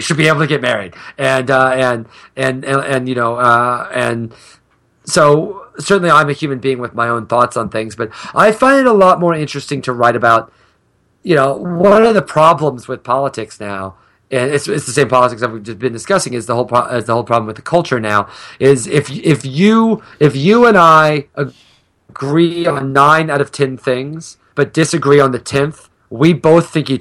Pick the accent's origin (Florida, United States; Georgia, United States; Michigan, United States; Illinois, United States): Illinois, United States; a very small town in; I grew up in a very small town in the middle of nowhere, Illinois